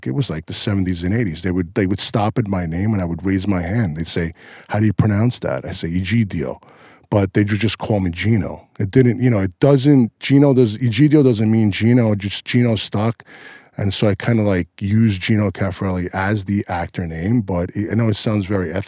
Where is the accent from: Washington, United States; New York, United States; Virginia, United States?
New York, United States; New York City; moved away as an adult; now in Los Angeles, United States; me growing up in Queens, in Whitestone, Flushing.